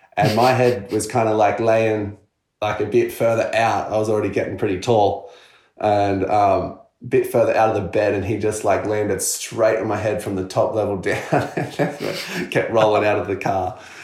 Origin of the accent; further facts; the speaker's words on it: Culburra Beach, New South Wales, Australia; we grew up on the south coast in Colburra